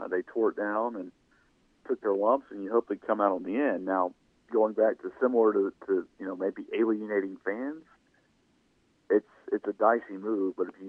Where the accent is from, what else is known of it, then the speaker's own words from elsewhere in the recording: Shreveport, Louisiana, United States; now in Natchitoches, United States; where I grew up in Shreveport